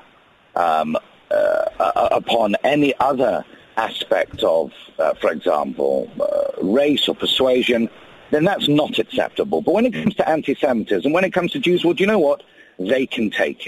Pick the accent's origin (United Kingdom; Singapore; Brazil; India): United Kingdom; accent: British; now in United States